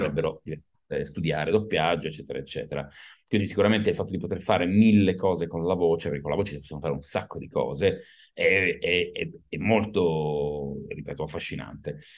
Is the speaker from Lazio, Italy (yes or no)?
no; Turin, Piedmont, Italy; now in Milan, Italy; sono nato a Torino, vivo